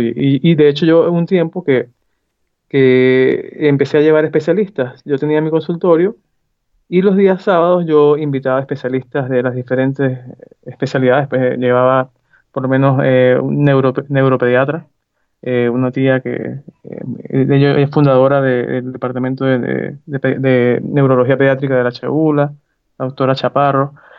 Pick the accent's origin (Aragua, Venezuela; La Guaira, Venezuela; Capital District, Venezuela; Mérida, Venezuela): Mérida, Venezuela; Zea; yo eh, nací en Mérida, eh, estuve, digamos, eh, primaria en Mérida y me fui a SEA ya a estudiar bachillerato y toda mi juventud fue en SEA